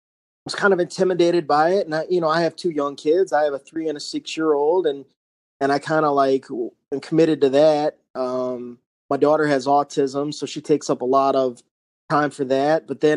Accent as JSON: {"language": "English", "region": "North Carolina", "country": "United States", "said": "My entire family, except for, you know, me and my mom, were from Ohio. I'm from North Carolina."}